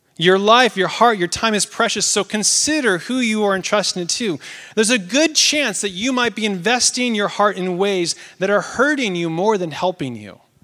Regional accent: Oregon, United States; moved away; I'm from Oregon.

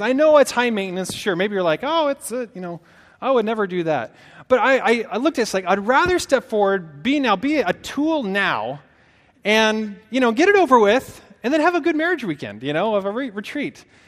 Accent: Portland, Oregon, United States; moved away as an adult; also born or lived in Santa Barbara, California / Dixon, California; now in Sacramento, United States; I'm from Oregon. Uh, from the Northwest in the Portland area.

